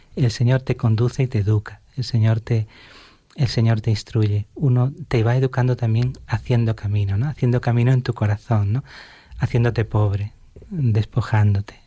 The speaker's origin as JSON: {"language": "Spanish", "town": "Alhaurín de la Torre", "region": "Andalusia", "country": "Spain", "tie": "born or raised there", "said": "en mi parroquia de mi pueblo, de Alaurín de la Torre, de Málaga, donde estaba con mi familia"}